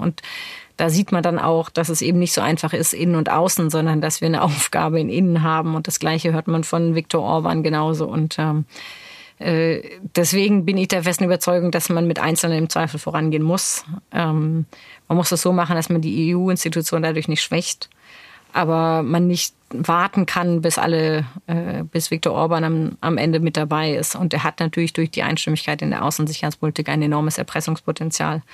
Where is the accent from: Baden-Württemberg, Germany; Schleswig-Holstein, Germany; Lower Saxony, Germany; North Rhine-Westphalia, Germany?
Baden-Württemberg, Germany; Neuenburg am Rhein; wo ich aufgewachsen bin, ist eine Kleinstadt Neuenburg am Rhein